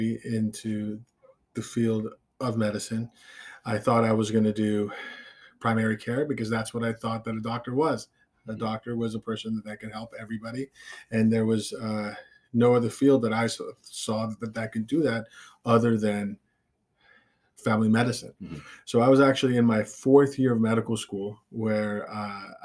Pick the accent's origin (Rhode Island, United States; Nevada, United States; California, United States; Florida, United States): Nevada, United States; Las Vegas; moved away as an adult; now in New York, United States; I grew up in Las Vegas